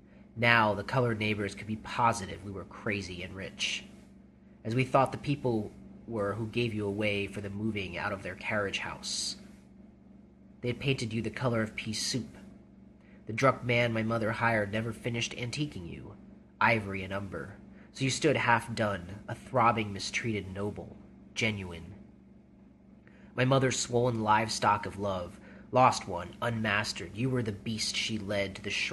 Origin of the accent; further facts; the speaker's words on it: West Orange, New Jersey, United States; moved away as an adult; also born or lived in New York; now in Oregon, United States; I was born in West Orange and lived in New Jersey for 20 years before moving to Oregon